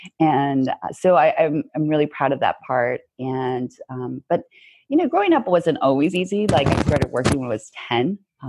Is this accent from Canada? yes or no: yes; Canada; I'm really proud to be Canadian. Mm-hmm. I love being Canadian, but I also love being Korean as well.